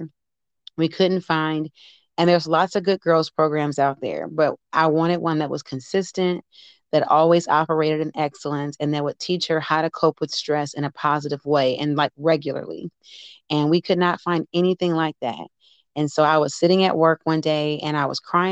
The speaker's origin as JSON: {"language": "English", "town": "Detroit", "region": "Michigan", "country": "United States", "also_born_or_lived": "Green Bay, Wisconsin / Evansville, Indiana", "moved": "yes", "lives_now": "New Albany, Indiana, United States", "said": "I'm originally from Detroit, Michigan"}